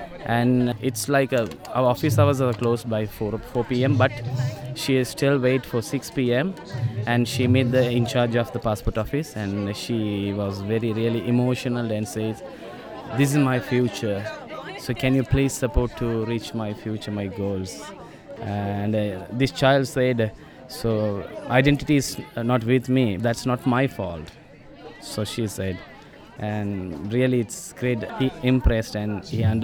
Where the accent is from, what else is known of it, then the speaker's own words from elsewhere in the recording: Sri Lanka; English is a second language; I'm from Sri Lanka